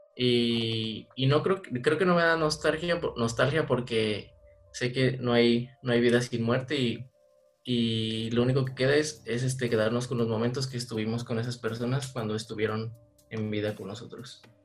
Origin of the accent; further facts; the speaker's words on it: Mexico; Por los orígenes y porque soy mexicano